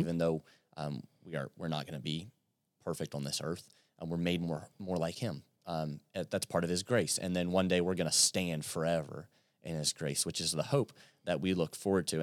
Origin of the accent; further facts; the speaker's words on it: Yorktown, Virginia, United States; moved away as an adult; now in London, Kentucky, United States; I'm from Yorktown, Virginia